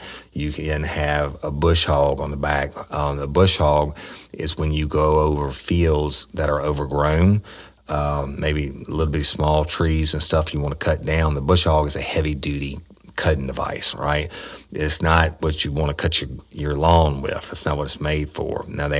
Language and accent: English; East Feliciana Parish, Louisiana, United States; really rural and pretty poor. And I hate to say it like that, but it's a fact. But I was born and raised here. Like … from here.